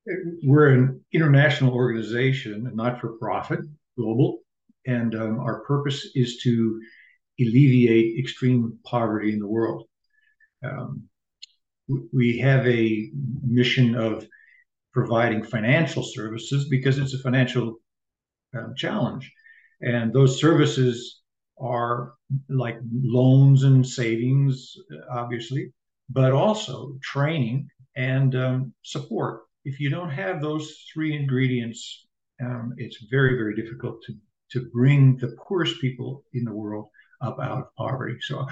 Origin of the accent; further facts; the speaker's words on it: South Africa; Well, I grew up in South Africa under apartheid.